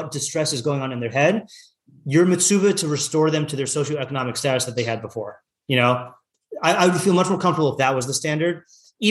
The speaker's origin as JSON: {"language": "English", "town": "Seattle", "region": "Washington", "country": "United States", "moved": "yes", "said": "I'm coming from Seattle."}